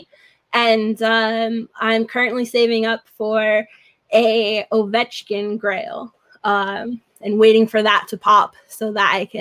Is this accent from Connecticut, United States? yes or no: yes; New Haven, Connecticut, United States; also born or lived in California; I grew up in New Haven